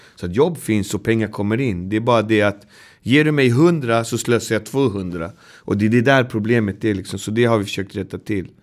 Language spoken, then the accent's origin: Swedish; Botkyrka, Stockholm County, Sweden; Jag är uppväxt i Botkyrka som är två mil härifrån